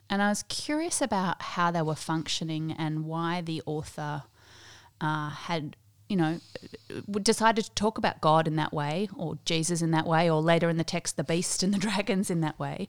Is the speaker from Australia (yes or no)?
yes; Australia; also born or lived in South Africa; I grew up in the Uniting Church here in Australia, Methodist before that in South Africa